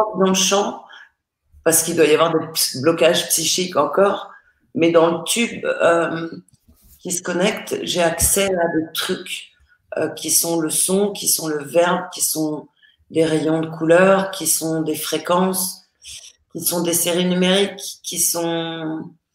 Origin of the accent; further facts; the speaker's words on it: Paris, Île-de-France, France; je suis née à Paris